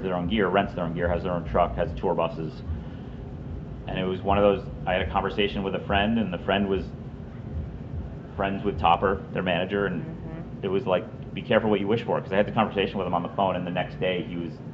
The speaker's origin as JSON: {"language": "English", "town": "Syracuse", "region": "New York", "country": "United States", "tie": "born or raised there", "said": "I was born in Syracuse."}